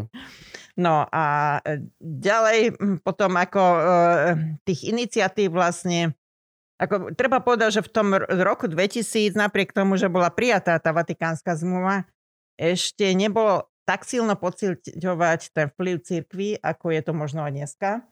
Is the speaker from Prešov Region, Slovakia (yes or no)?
no; Lučenec, Banská Bystrica Region, Slovakia; moved away as an adult; also born or lived in Bratislava / West Germany; Ja som sa pôvodne narodila v Učenci, na Slovensku teda